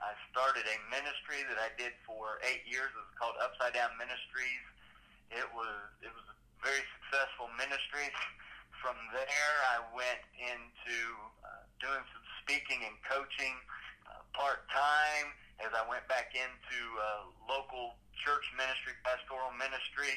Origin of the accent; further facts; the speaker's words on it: Kentucky, United States; I grew up in Kentucky